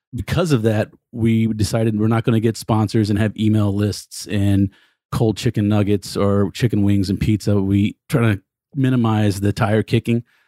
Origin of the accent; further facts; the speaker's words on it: Texas, United States; I'm a Texan